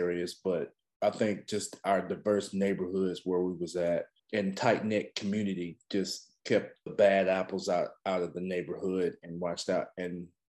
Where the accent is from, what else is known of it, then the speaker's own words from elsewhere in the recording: East Texas, United States; also born or lived in Carthage, Texas / Center, Texas; I grew up in Texas. I moved around a lot because my mom was coaching basketball